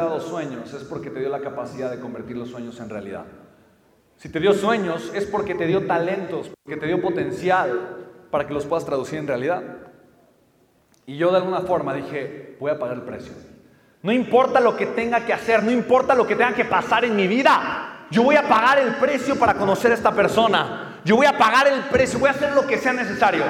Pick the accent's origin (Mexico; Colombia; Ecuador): Mexico; pues soy mexicano